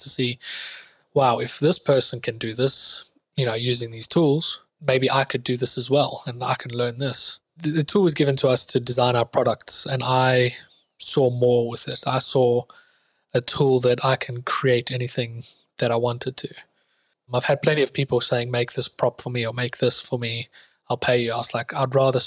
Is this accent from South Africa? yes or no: yes; South Africa; moved away as an adult; now in London, United Kingdom; I'm originally from South Africa